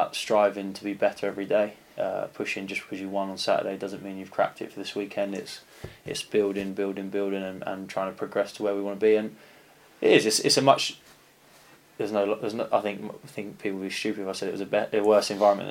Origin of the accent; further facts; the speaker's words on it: Canterbury, South East England, United Kingdom; moved away as an adult; also born or lived in South East London; now in Yeovil, United Kingdom; I'm not actually raised in London. I'm a South East boy. I'm from Canterbury